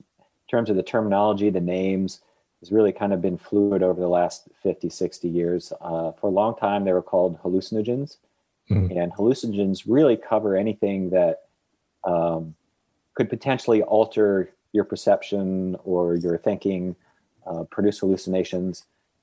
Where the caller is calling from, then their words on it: New Orleans, Louisiana, United States; I am calling in from New Orleans, Louisiana.